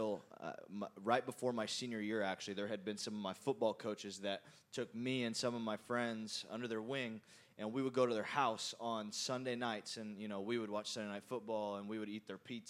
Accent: small town Indiana, United States; I grew up. We're from Indiana, and so, yeah. Thank you. Great state. And small town Indiana

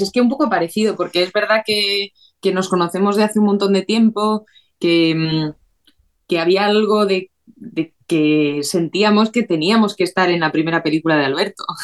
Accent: San Sebastián, Basque Country, Spain; moved away; yo me fui de Donosti

